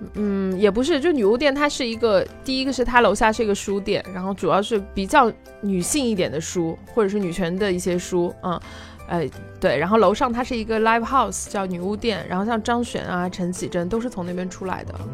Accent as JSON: {"language": "Chinese", "country": "China", "said": "就是我们现在可能年轻人，就大陆年轻人"}